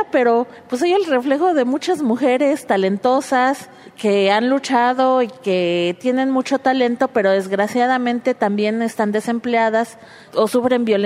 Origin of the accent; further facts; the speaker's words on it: Michoacán, Mexico; soy de Michoacán, soy madre de cuatro jóvenes desaparecidos.